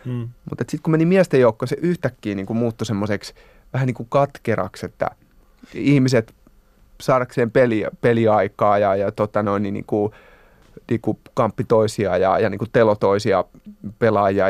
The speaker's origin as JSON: {"language": "Finnish", "town": "Hämeenlinna", "region": "Kanta-Häme", "country": "Finland", "tie": "born or raised there", "moved": "as an adult", "lives_now": "Helsinki, Finland", "said": "Mä oon sieltä kotosin."}